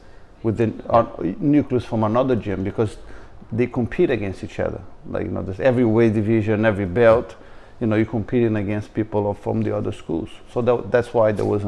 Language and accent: English; Rio de Janeiro, Brazil; I come from Rio, and my family being, you know, my grandfather moved to Rio